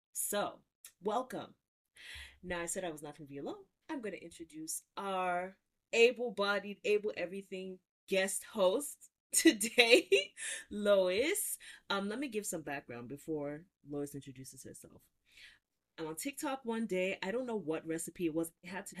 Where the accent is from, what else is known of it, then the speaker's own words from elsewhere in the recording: Nigeria; as a Nigerian content creator, if you only make Nigerian food, that's wrong, right?